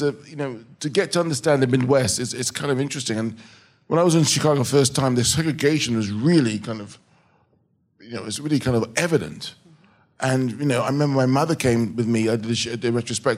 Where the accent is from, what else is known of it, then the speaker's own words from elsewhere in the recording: England, United Kingdom; I'm an English director